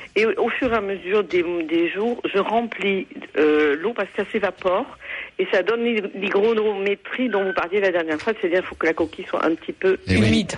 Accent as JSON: {"language": "French", "area": "Haute-Garonne", "region": "Occitania", "country": "France", "said": "je suis de la Haute-Garonne"}